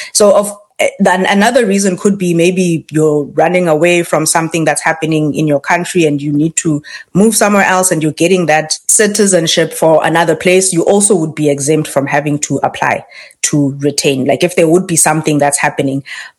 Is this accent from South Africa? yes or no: yes; South Africa; moved away as an adult; now in Canada